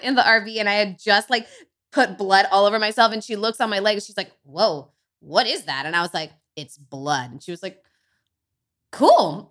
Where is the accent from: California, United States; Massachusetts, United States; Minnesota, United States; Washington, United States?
California, United States; Bayside; I grew up in Northern California in Humboldt